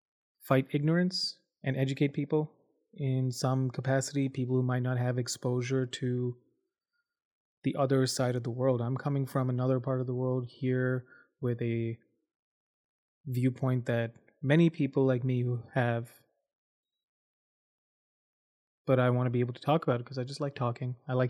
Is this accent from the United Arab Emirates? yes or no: yes; Dubai, United Arab Emirates; also born or lived in India / Abu Dhabi / Saudi Arabia; I grew up in Dubai, Abu Dhabi, both of which are big cities in the United Arab Emirates, UAE, in the Middle East. I was born in India. My family moved to the Middle East in 95.